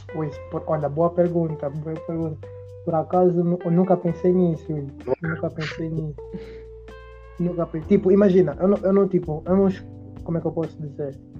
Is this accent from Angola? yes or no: yes; Angola; nós que somos angolanos